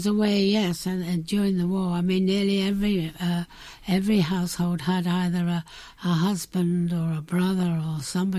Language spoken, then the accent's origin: English; Carshalton, South East England, United Kingdom; I was born in a place called Carshalton Beaches in Surrey.